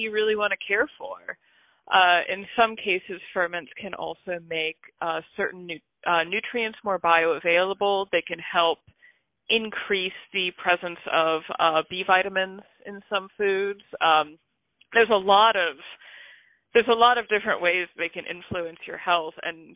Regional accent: United States; I'm American.

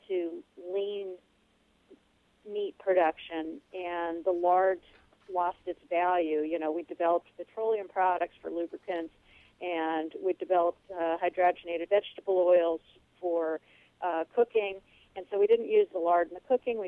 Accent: Puerto Rico; I grew up in Puerto Rico.

